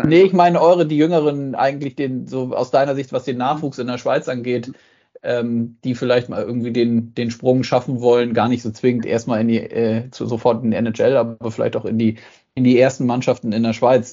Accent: Germany; hier bei uns in Deutschland

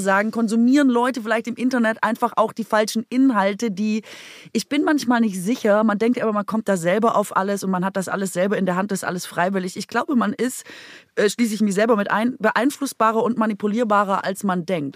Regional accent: Baden-Württemberg, Germany; moved away; von meiner Heimat

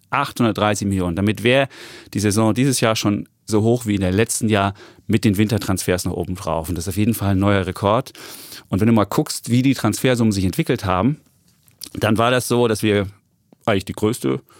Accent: Leipzig, Saxony, Germany; Ich bin äh, gebürtiger Leipziger.

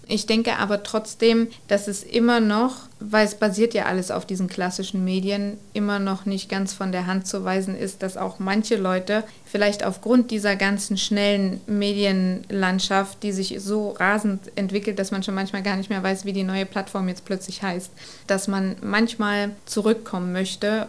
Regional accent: Germany; als Deutsche

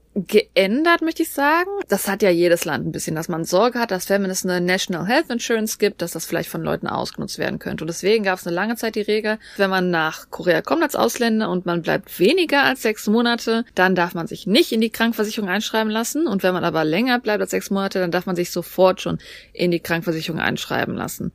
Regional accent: Germany; wir in Deutschland

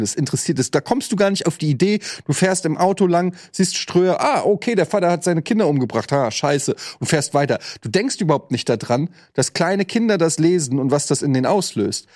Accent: Frankfurt, Hesse, Germany; moved away as an adult; now in Hamburg, Germany; in Frankfurt zwar auch stadtnah gewohnt, aber es war trotzdem eine relativ ruhige Straße

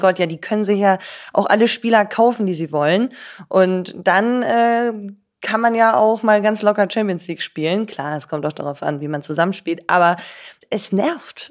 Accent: Cologne, North Rhine-Westphalia, Germany; also born or lived in Switzerland; ich bin ja in Deutschland aufgewachsen

